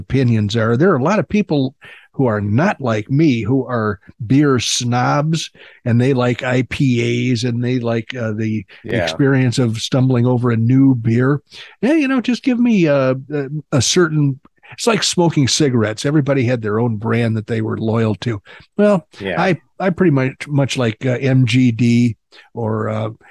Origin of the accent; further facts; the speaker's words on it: England, United Kingdom; I'm English.